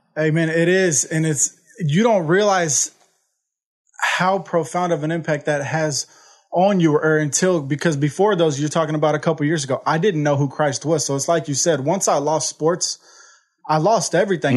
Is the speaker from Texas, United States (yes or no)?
yes; Houston, Texas, United States; I'm from Houston, Texas. Uh, I grew up in an amazing family.